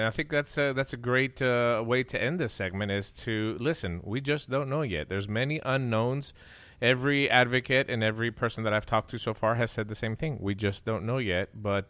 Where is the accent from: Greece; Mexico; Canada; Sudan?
Greece; English is a second language; moved away; I'm from Greece.